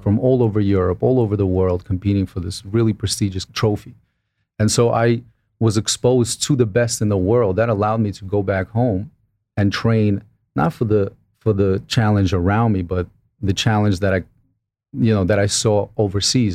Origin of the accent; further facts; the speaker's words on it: Brooklyn, New York, United States; I was this kid from Brooklyn